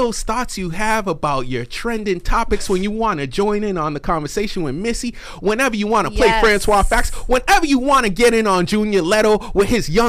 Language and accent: English; East Coast, United States; we grew up on the East Coast